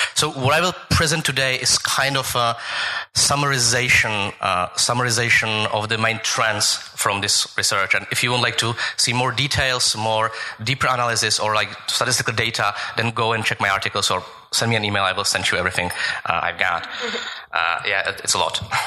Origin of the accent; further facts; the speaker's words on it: Prague, Czechia; I'm from Prague